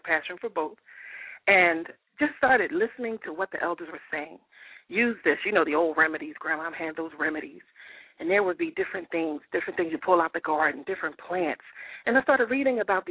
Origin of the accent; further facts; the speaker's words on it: Philadelphia, Pennsylvania, United States; I hail from Philadelphia, PA, born and raised